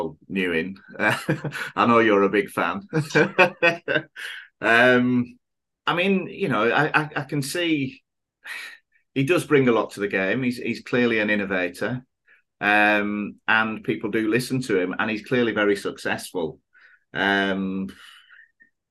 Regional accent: England, United Kingdom; moved away as an adult; now in Thailand; when we were growing up in England

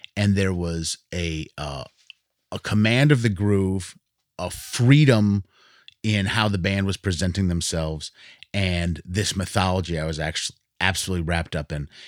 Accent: Williamstown, Massachusetts, United States; moved away; I grew up in Williamstown, Massachusetts.

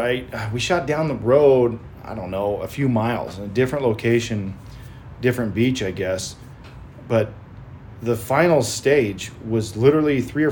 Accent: United States; As an American

